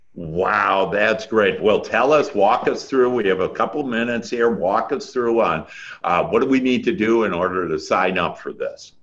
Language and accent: English; Wisconsin, United States; moved away; I'm originally from Wisconsin. That's where that accent is